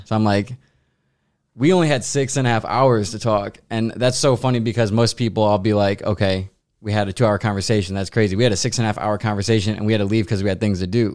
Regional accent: St. Louis, Missouri, United States; I'm from Saint Louis, Missouri

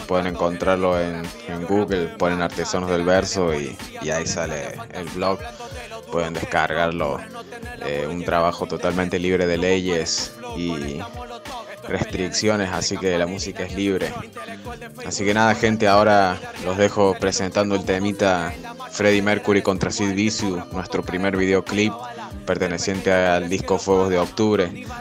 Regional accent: Jesús María, Córdoba, Argentina; somos de Jesús María Ciudad, de la periferia de Córdoba

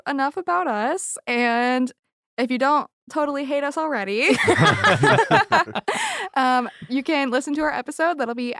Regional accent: Houston, Texas, United States; moved away as an adult; also born or lived in San Marcos, Texas; now in Atlanta, United States; I grew up in Houston, and then I went to school in a little town called San Marcos.

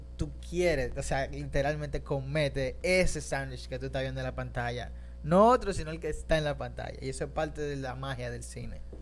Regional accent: Dominican Republic; yo mismo soy dominicano

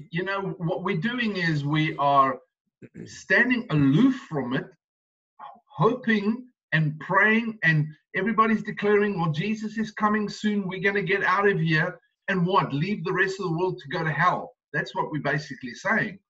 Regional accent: South Africa; now in United States; being South African

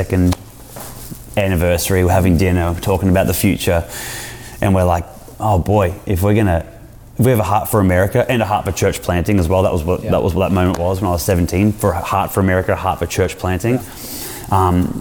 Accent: Brisbane, Queensland, Australia; moved away as an adult; now in San Diego, United States; We're from Brisbane

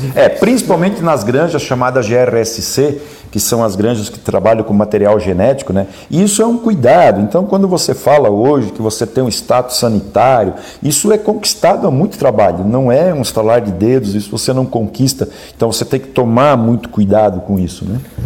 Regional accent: Pomerode, Santa Catarina, Brazil; born or raised there; now in Braço do Norte, Brazil

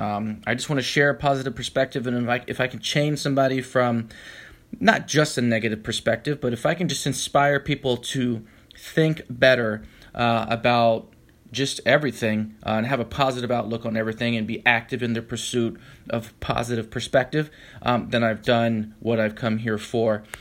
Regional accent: Tampa, Florida, United States; moved away as an adult; also born or lived in Orlando, Florida; now in San Francisco, United States; I was born in Florida, Orlando, Florida, as a matter of fact, but I was raised in the Tampa Bay area for most of my life

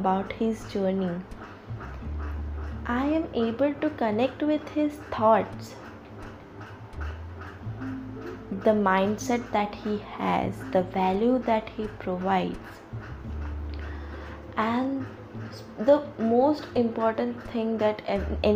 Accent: India; as an Indian

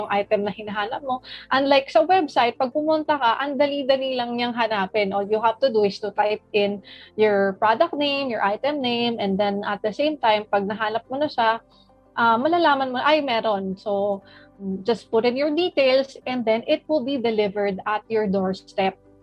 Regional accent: Philippines; as a Filipino

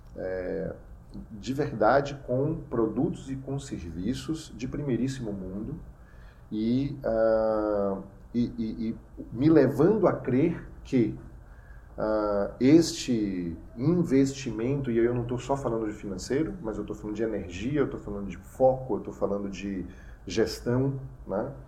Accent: Bahia, Brazil; eu como nordestino, sou baiano por, por nascença

